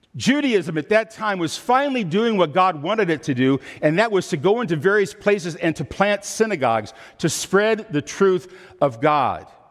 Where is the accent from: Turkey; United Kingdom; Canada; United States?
United States; Midwest; I'm from the Midwest.